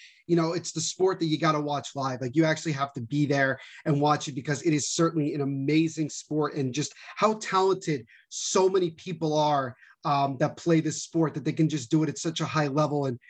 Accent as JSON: {"language": "English", "region": "New Jersey", "country": "United States", "tie": "born or raised there", "said": "I'm born and raised in New Jersey"}